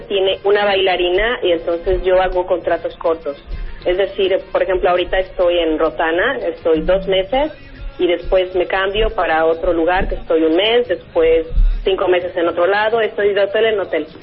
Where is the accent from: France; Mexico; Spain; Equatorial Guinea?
Mexico; moved away as an adult; also born or lived in Mexico City / India; now in Dubai, United Arab Emirates; Salí de México a los 20